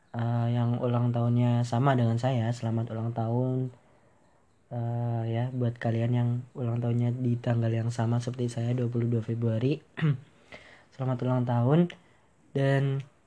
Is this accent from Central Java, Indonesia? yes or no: yes; Banyumas Regency, Central Java, Indonesia; saya lahir di Kabupaten Banyumas, Kabupaten tercinta